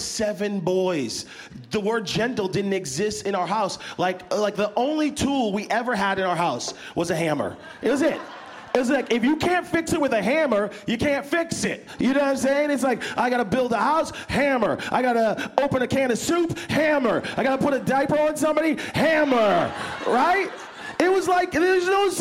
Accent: Arizona, United States; now in Northern California, United States; we're both from Arizona, spent some time in Arizona, but now living here in Northern California

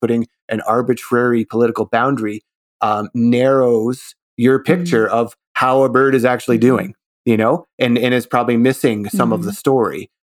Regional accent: Canada; as a Canadian

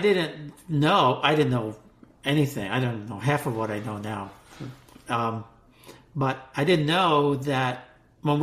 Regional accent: United States; growing up in America

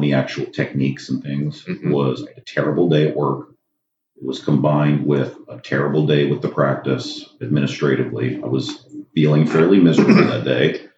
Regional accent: Maryland, United States; I come from Maryland. I have uh, my own anesthesia practice there in Maryland

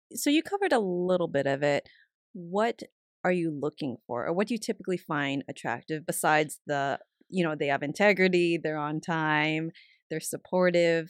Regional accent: San Carlos, California, United States; I was raised in the Bay Area, in a town called San Carlos

